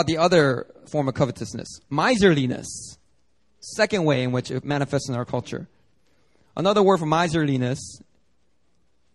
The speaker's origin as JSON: {"language": "English", "town": "Philadelphia", "region": "Pennsylvania", "country": "United States", "tie": "born or raised there", "moved": "yes", "lives_now": "Seoul, South Korea", "said": "guys that I grew up with in Philly"}